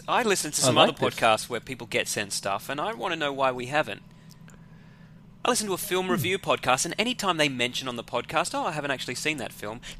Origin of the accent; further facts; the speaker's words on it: Sydney, New South Wales, Australia; I'm from Sydney